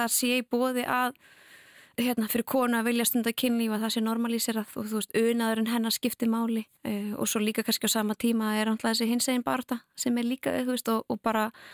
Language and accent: Icelandic; Canada; now in Iceland; ég er alveg upp í Kanada